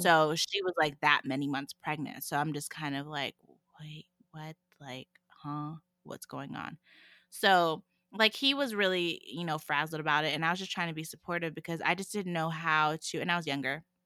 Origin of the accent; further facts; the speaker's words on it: Calgary, Alberta, Canada; also born or lived in Miami, United States; when I moved back to Calgary from Miami